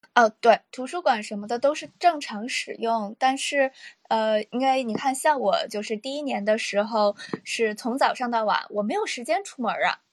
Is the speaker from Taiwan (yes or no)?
no; Dalian, Liaoning, China; moved away as an adult; now in Tokyo, Japan; 然后是大连人，来东京，呃，来日本已经是，我是大学一五年毕业的，然后来这边已经七年了吧